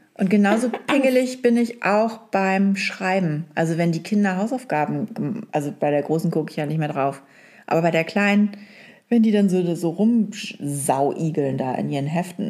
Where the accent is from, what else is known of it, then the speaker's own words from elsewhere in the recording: hometown in northern Germany, Germany; accent: Norddeutsch; in meiner Heimatstadt, die reden ja alle auch ein bisschen Norddeutsch da, ne? so ein bisschen breiter.